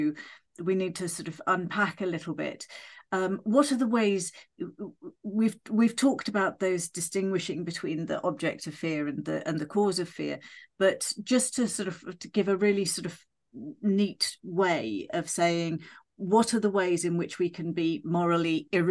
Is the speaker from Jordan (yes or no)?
no; United Kingdom; we're British.